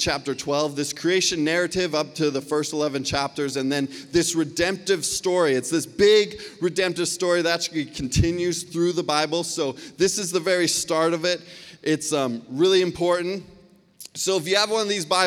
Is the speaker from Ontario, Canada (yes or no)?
no; Surrey, British Columbia, Canada; I grew up right here in Cloverdale. I went to Lord Tweedsmuir High School